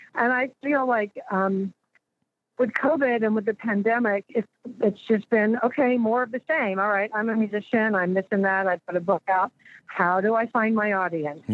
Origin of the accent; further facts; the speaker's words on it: Austin, Texas, United States; I was born and raised here, and you know, Texans have a weird kind of regional pride